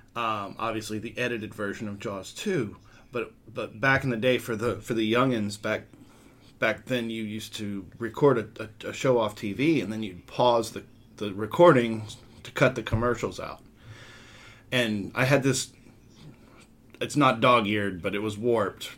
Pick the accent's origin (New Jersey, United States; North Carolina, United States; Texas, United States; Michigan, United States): Texas, United States; Portland; also born or lived in Houston, Texas; when I was about six and a half, seven years old, we moved from Houston, which is nowhere near the water, to Portland, which is on the water